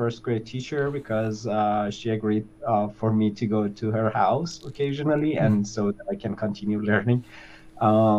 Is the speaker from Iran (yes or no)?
yes; Isfahan, Iran; moved away as an adult; also born or lived in Tehran; I was born in Isfahan, which is the suburb of Isfahan, which is like the second largest city in Iran